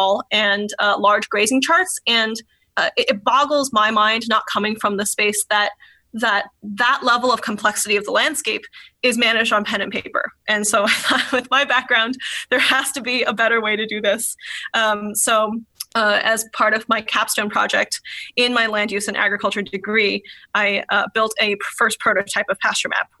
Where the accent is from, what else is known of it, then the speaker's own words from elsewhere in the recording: California, United States; I'm from California